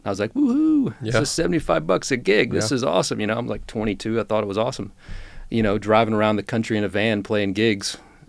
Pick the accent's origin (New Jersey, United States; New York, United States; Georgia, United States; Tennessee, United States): Georgia, United States; Roswell; I was born and raised in outside of Atlanta, Georgia, in Roswell, Georgia.